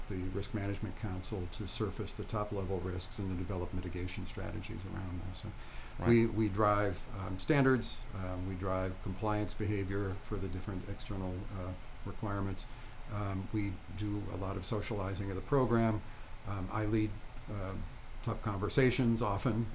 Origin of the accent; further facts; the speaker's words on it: Flint, Michigan, United States; moved away; I grew up in Flint, Michigan